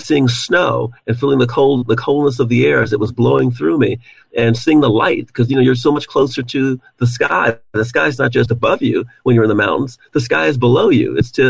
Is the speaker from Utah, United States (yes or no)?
no; Detroit, Michigan, United States; also born or lived in Germany / London, United Kingdom; I'm a military kid. So even though I grew up in Detroit, I grew up in a lot of other places as well. So I lived in Germany. I went to kindergarten in Germany. I went to the first and second grade in London, England.